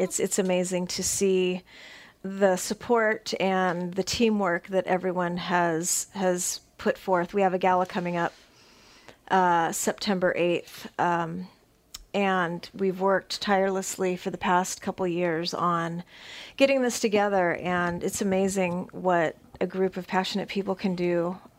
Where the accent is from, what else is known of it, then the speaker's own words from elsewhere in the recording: California, United States; also born or lived in Illinois / Connecticut; Well, when I very first moved here, we came from Connecticut. We were in Connecticut for 7 years. I'm originally a California girl. Then we lived in Illinois for 14.